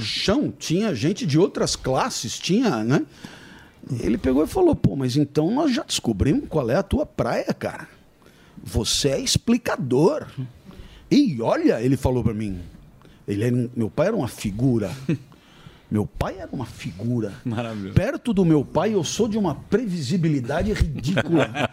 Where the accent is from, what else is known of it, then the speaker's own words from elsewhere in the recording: Brazil; moved away as an adult; also born or lived in France; sou brasileiro